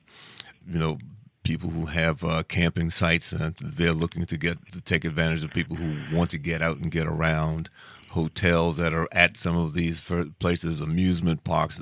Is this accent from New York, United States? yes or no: no; Washington, District of Columbia, United States; my hometown is Washington, D.C.